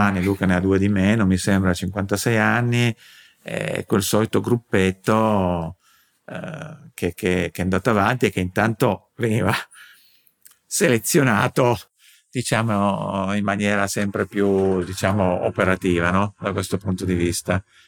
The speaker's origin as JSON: {"language": "Italian", "town": "Turin", "region": "Piedmont", "country": "Italy", "said": "son di Torino"}